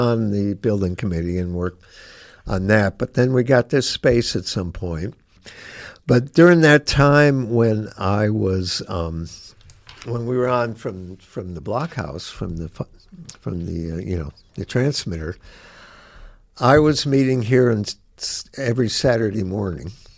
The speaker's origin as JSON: {"language": "English", "town": "Gary", "region": "Indiana", "country": "United States", "tie": "born or raised there", "also_born_or_lived": "Chicago, Illinois", "moved": "yes", "lives_now": "Bloomington, United States", "said": "I grew up in Gary, but I was born in Chicago"}